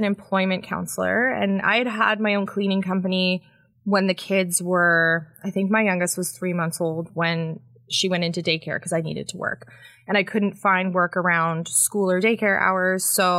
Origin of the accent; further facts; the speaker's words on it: Barrie, Ontario, Canada; born there; also born or lived in Winnipeg / British Columbia; Yeah, I was born in Barrie, and then we did a lot of moves across the country. So we spent some time in Winnipeg, and then out in BC, and then back to Winnipeg, and then back to Ontario.